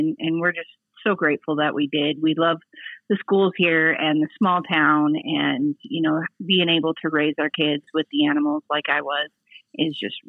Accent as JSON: {"language": "English", "town": "Ten Sleep", "region": "Wyoming", "country": "United States", "tie": "born or raised there", "lives_now": "Sheridan, United States", "said": "I was one of the lucky people who got to be raised on a working ranch. We had 220 acres outside of Tensleep, Wyoming, which literally is a black dot on the map."}